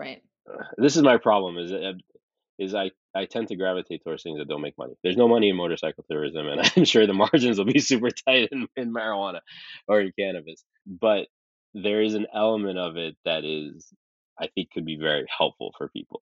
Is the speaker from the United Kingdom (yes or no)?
no; Saudi Arabia; also born or lived in California, United States; I was born in California, but I when I was six months old, we moved to Saudi because my dad is Saudi